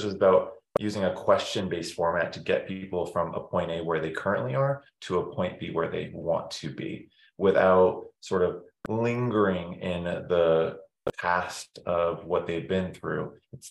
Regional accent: Massachusetts, United States; I grew up in Massachusetts mainly. So went to school from kindergarten, preschool there, all the way to college, undergrad, and then moved out.

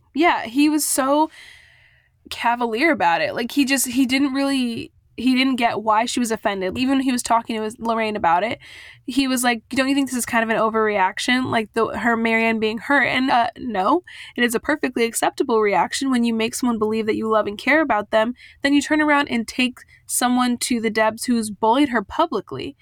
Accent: Southern California, United States; I was born and raised in Southern California

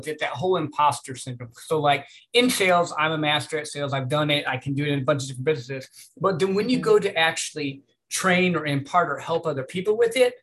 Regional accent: Midwest, United States; I grew up in the Midwest

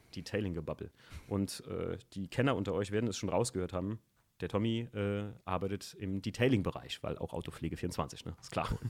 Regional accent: around Koblenz, Rhineland-Palatinate, Germany; bei uns in der Gegend so um Koblenz rum

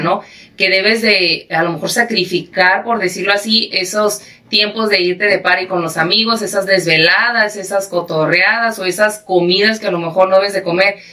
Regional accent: Mexico; soy mexicana

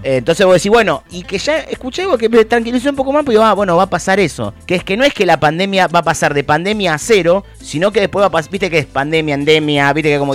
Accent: Argentina

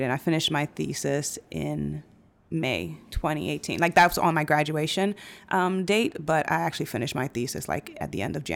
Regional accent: Brooklyn, New York, United States; but growing up in New York and growing up in Brooklyn, the the idea of what fun is, or what nightlife is

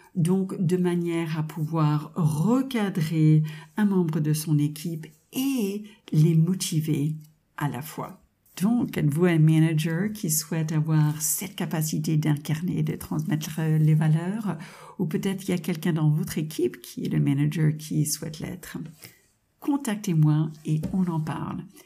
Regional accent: United States; French is a second language; now in France; Vous avez certainement entendu mon petit accent charmant. Je suis de double nationalité américaine et française

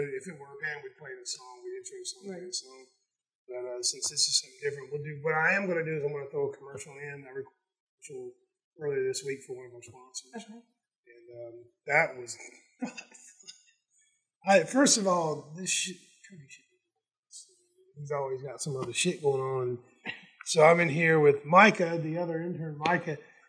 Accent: Southern US, United States; So I'm like, you know, white guy from the South that sounds like I'm from Connecticut

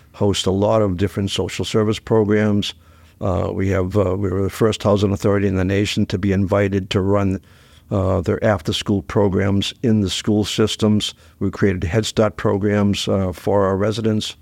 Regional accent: Dover, New Hampshire, United States; I grew up in Dover

